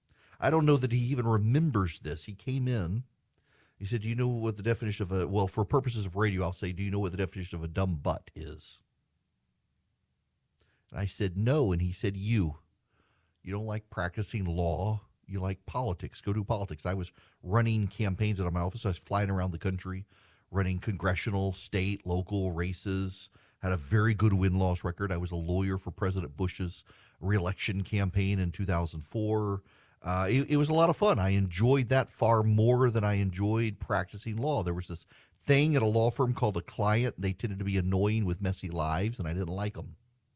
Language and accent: English; Dubai, United Arab Emirates; now in United States; I grew up in Dubai and spent most of my life traveling the world before coming back to the South.